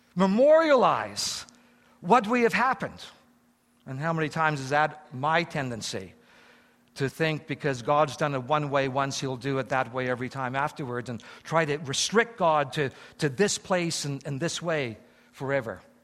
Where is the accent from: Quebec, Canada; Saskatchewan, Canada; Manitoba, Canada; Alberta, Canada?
Saskatchewan, Canada; Eston; now in Japan; I was born in Eston, Saskatchewan